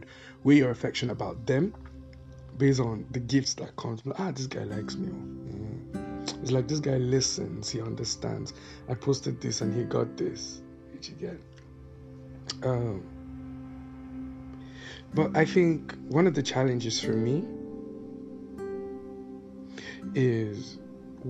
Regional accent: Netherlands; growing up in Holland, we were taught about things like Valentine's Day

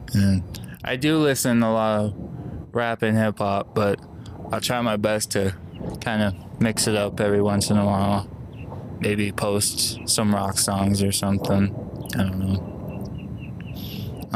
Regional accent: Las Vegas, Nevada, United States; also born or lived in Oceanside, California; my parents moved over here to Vegas and then kind of grew up here.

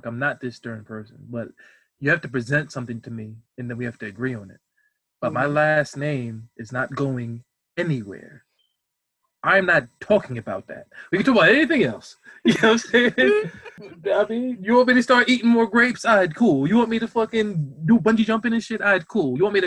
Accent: United States; I'm like American, lost my heritage with slavery

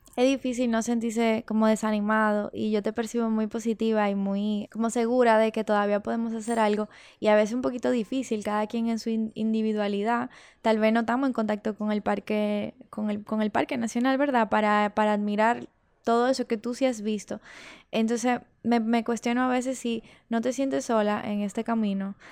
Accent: Dominican Republic; somos dominicanos y dominicanas

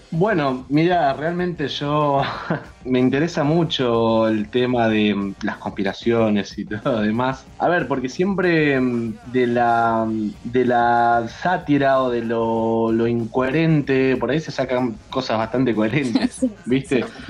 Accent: Argentina; en mi país, en Argentina

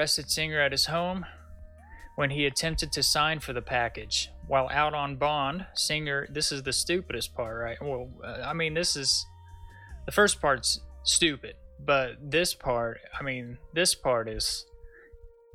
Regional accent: Tulsa, Oklahoma, United States; I'm from Tulsa

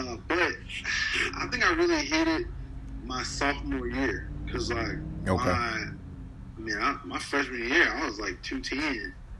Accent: England, Arkansas, United States; also born or lived in Little Rock, Arkansas; I'm from England, Arkansas.

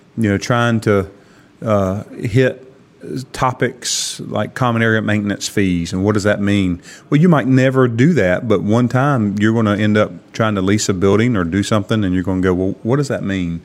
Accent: Kinston, North Carolina, United States; Grew up here

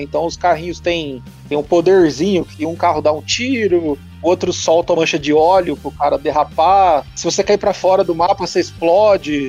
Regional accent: Campinas, São Paulo, Brazil; Eu sou de Campinas

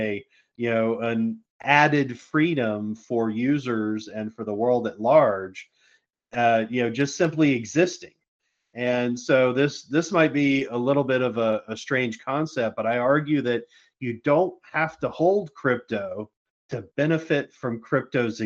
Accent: United States; Being an American

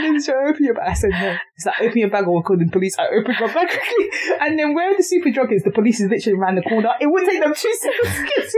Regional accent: London, United Kingdom; near my house in Thamesmead.

